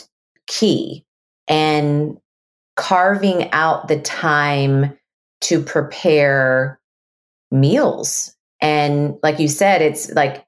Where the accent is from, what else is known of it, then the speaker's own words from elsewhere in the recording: Texas, United States; I'm a Texan